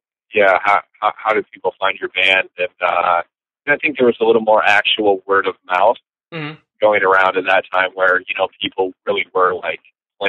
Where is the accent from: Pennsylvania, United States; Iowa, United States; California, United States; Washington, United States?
Iowa, United States; Marshalltown; I was born and raised in Marshalltown. So I was there from the time, you know, I was born there, and then I was there until I graduated high school.